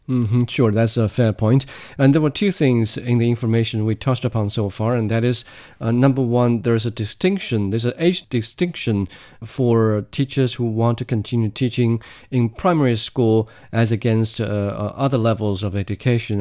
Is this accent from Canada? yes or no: no; Ganzhou, Jiangxi, China; in my hometown, Jiangxi Province, in the southern, uh, county or the southern city of Ganzhou